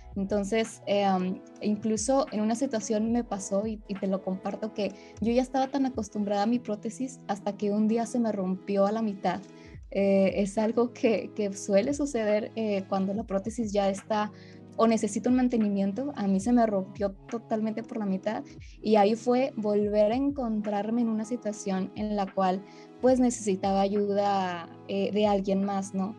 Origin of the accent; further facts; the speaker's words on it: Monterrey, Nuevo León, Mexico; yo soy de la ciudad de Monterrey, Nuevo León